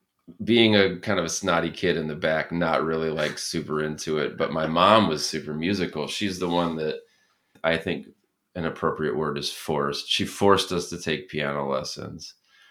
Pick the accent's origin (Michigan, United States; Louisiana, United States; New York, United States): Michigan, United States; Berrien Springs; growing up in Berrien Springs, it was like this rural place in a lot like a farm town, but with all of this diversity in it